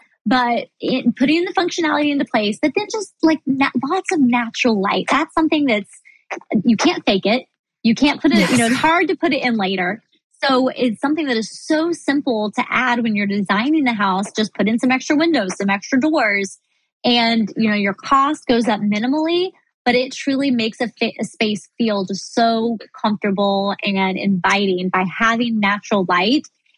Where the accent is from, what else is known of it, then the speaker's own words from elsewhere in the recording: Midwest, United States; But, you know, I grew up in the Midwest. My family were farmers, you know, in years past.